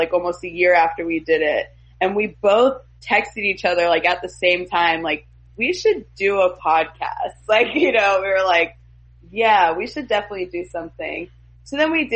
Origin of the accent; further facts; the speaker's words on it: Oklahoma, United States; I grew up in Oklahoma